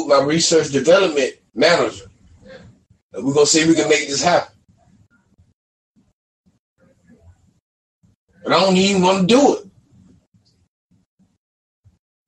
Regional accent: United States; I'm from America

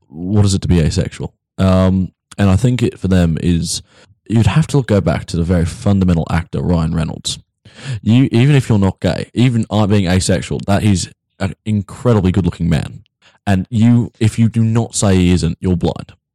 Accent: Brisbane, Queensland, Australia; accent: English twangs; I'm from Brisbane, despite what you might think of. I do have English twangs coming through

